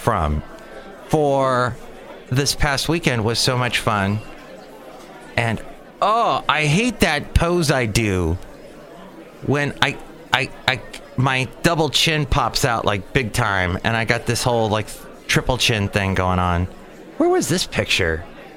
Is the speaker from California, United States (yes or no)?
yes; California, United States; I'm a Californian. It never gets cold here.